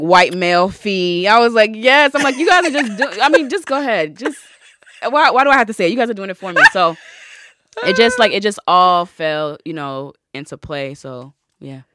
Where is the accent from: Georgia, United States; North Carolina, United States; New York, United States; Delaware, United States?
North Carolina, United States; I'm from a country town. I'm from North Carolina. So I went to, like, a white country, southern school